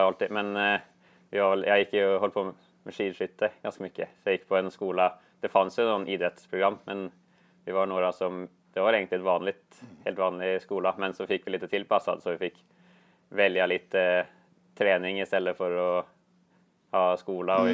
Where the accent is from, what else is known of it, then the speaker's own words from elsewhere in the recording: Gjerdrum, Akershus, Norway; Swedish is a second language; moved away as an adult; now in Gothenburg, Sweden; Jag kommer från Gjerdrum, något lite, en liten kommun i närheten där.